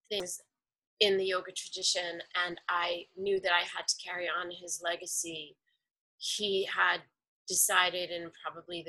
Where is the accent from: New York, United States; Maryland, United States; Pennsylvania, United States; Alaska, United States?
New York, United States; New York City; I am a native New Yorker